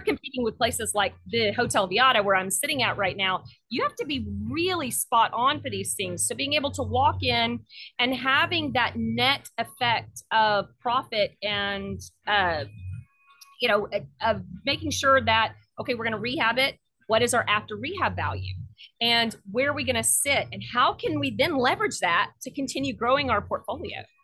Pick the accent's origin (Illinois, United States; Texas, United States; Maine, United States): Texas, United States; Southeast; now in Austin, United States; I'm from Southeast Texas, so I'm used to being on the coast and that active seafood.